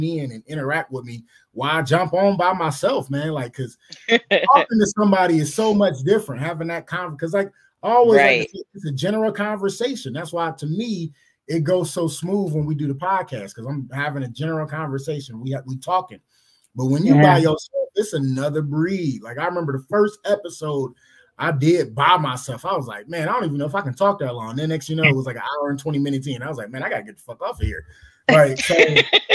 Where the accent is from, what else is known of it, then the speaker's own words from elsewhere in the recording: Cleveland, Ohio, United States; I'm from Cleveland